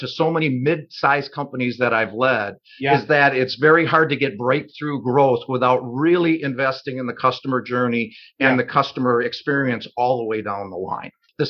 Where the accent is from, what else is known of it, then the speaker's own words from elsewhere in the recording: Milwaukee, Wisconsin, United States; I'm from Milwaukee, Wisconsin